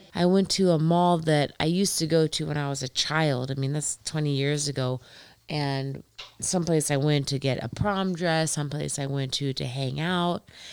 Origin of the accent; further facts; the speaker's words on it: Indiana, United States; also born or lived in Columbus, Ohio; I'm from Indiana.